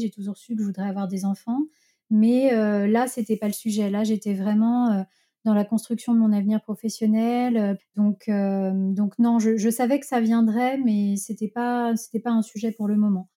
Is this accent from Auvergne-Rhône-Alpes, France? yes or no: yes; Lyon, Auvergne-Rhône-Alpes, France; je suis lyonnaise, donc j'ai habité à Lyon euh, chez mes parents